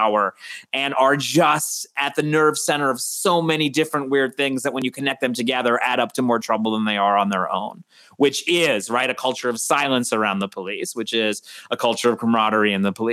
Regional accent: Westchester, New York, United States; I'm from Westchester.

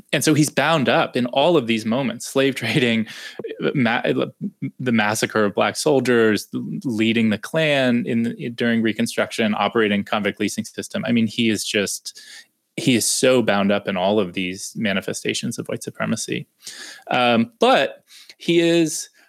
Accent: Pennsylvania, United States; moved away as an adult; now in Alabama, United States; I grew up in Pennsylvania, but I've been living in Alabama for almost a decade now.

